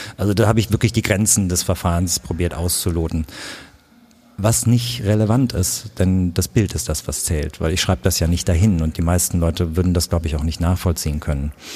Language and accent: German; Königswinter, North Rhine-Westphalia, Germany; now in Berlin, Germany; Ich komme aus Königswinter, ich bin da aufgewachsen